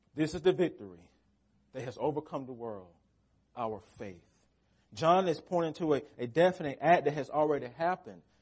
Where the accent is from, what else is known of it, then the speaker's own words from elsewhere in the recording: United States; as American Christians